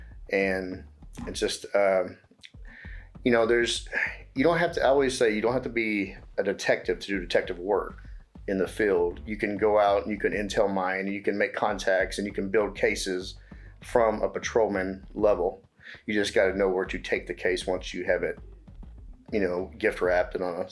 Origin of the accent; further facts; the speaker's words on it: Dallas, Texas, United States; I grew up in Dallas, mainly West Dallas and Oak Cliff side. All my family's from Dallas